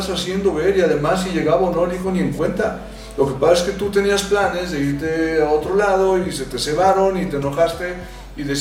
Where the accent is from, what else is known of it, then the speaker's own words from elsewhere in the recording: Mexico; Yo soy mexicano.